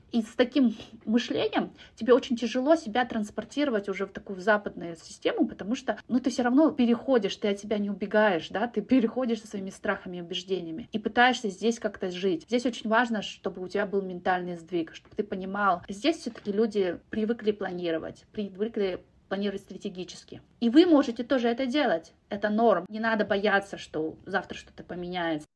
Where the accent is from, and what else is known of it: Kazakhstan; moved away as an adult